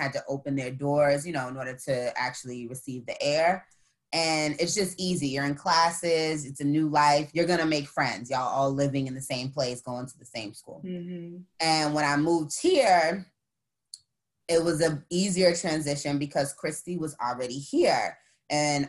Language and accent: English; Boston, Massachusetts, United States; moved away as an adult; also born or lived in Tuskegee, Alabama; I'm from Boston originally